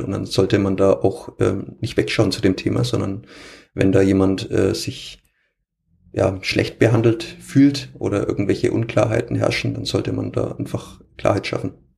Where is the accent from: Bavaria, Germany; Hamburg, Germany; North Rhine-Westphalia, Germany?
Bavaria, Germany; Franconia; accent: Fränkisch; ich versuche ja auch möglichst ähm, meinen Dialekt nicht zu unterbinden